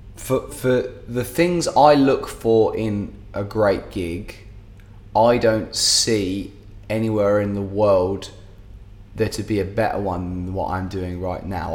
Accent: England, United Kingdom; now in Dubai, United Arab Emirates; As an English musician

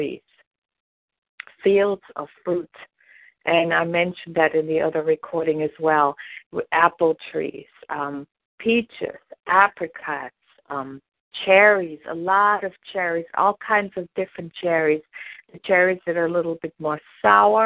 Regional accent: Germany; moved away; I grew up in Germany and our family had vineyards

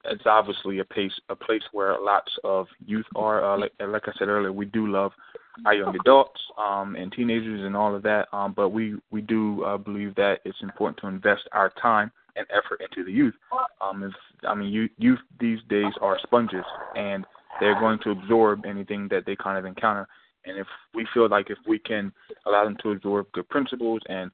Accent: Lincoln, Delaware, United States; We're from originally from Lincoln, Delaware

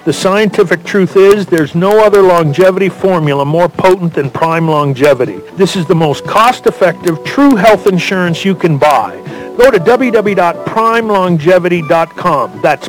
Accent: Los Angeles, California, United States; I was born and raised in Los Angeles. So what did we do? Everything.

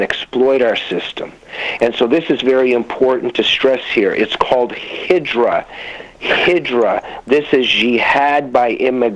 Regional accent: United States; moved away as an adult; also born or lived in Soviet Union; now in Canada; we ended up in America when I was a very little kid, and I grew to love this country

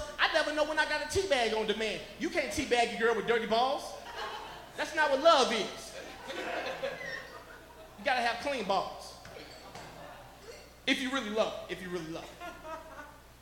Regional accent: Chicago, Illinois, United States; now in Colorado, United States; growing up in Chicago, I was raised around all black people

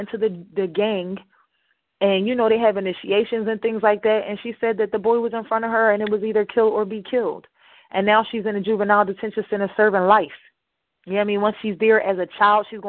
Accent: Camden, New Jersey, United States; accent: Ebonics; growing up in Camden, New Jersey

